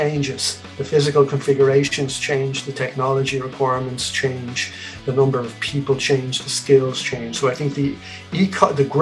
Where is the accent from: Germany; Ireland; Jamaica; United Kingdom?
Ireland; Dublin, Leinster; also born or lived in Aden, Yemen / Asturias, Spain; they brought me back here to Dublin, where I grew up as a child.